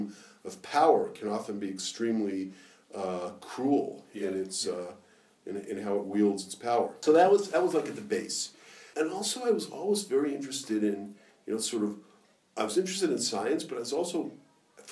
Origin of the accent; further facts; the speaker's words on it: Los Angeles, California, United States; I grew up in Los Angeles, in the Orthodox community in Los Angeles.